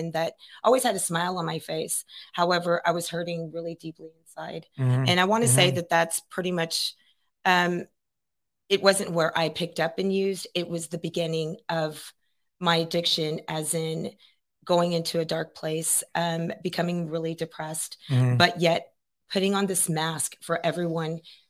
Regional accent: Kingsville, Texas, United States; moved away as an adult; now in Pearland, United States; I'm originally from Kingsville, the King Ranch, from Kingsville, Texas

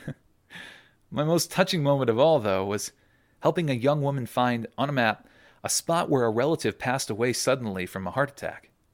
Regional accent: Cleveland, Ohio, United States; I grew up in Cleveland. Ohio

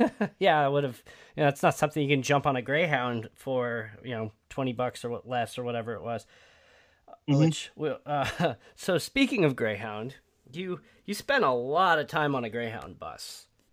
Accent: Midwest, United States; I'm from the Midwest as well

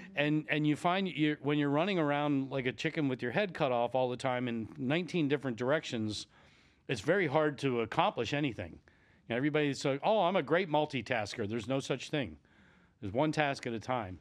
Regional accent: Lancaster, Pennsylvania, United States; I grew up just outside the Amish country in Lancaster, Pennsylvania.

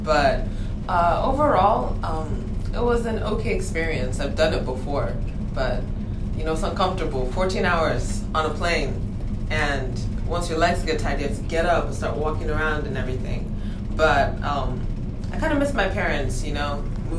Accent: Dhahran, Eastern Province, Saudi Arabia; also born or lived in Nigeria; my hometown is now, well, we don't have towns in Saudi Arabia, but yeah. The place I was in is called Dahran, and basically I really liked the community because since I'm Nigerian

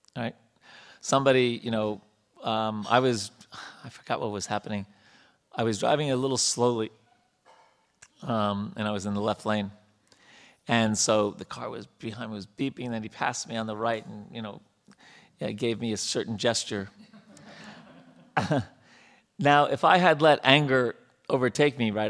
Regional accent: India; moved away as an adult; now in United States; we have our background growing up in India

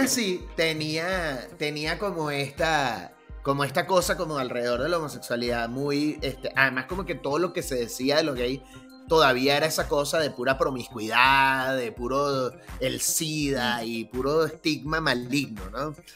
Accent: Venezuela; now in Mexico; Yo vengo de Venezuela, donde todo es siempre la jodita

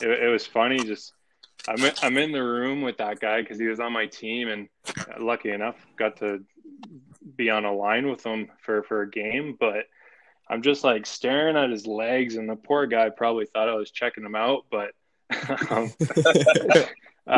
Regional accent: Tilbury, Ontario, Canada; I'm from Tilbury, Ontario.

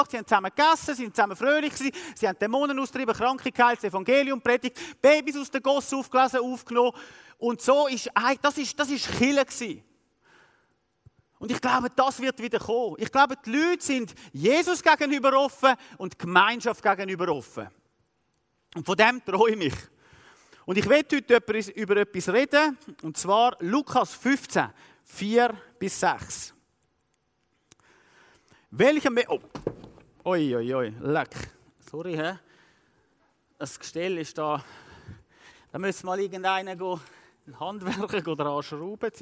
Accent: Switzerland; Als Schweizer schauen wir immer alles mathematisch anschauen.

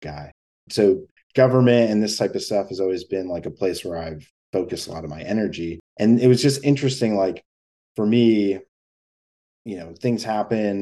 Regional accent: Rochester, New York, United States; moved away as an adult; also born or lived in Finger Lakes, New York; now in Manhattan, United States; I'm from Rochester, New York

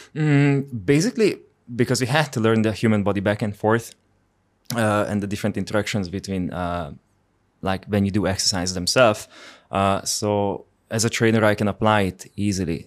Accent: Hungary; English is a second language; moved away as an adult; also born or lived in Finland; I'm from Hungary

